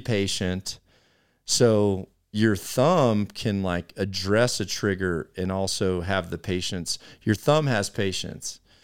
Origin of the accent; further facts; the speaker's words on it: United States; here as a American community